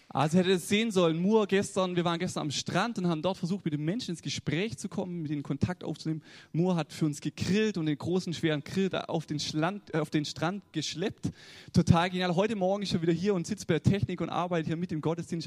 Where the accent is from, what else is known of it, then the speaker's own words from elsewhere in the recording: the South, Southern Germany, Germany; accent: southern dialect; ich komme aus dem Süden, wie man es an meinem Dialekt schon hört